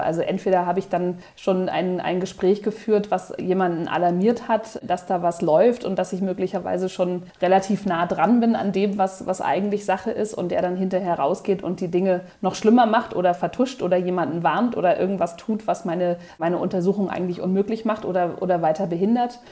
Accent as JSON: {"language": "German", "region": "Berlin", "country": "Germany", "moved": "as an adult", "lives_now": "Munich, Germany", "said": "keine gebürtige Münchnerin, sondern komme eigentlich aus Berlin"}